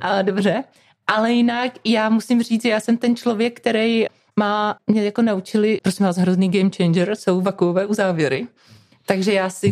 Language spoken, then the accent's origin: Czech; Moravian Wallachia, Zlín Region, Czechia; já jsem z Valašska, ze Znínska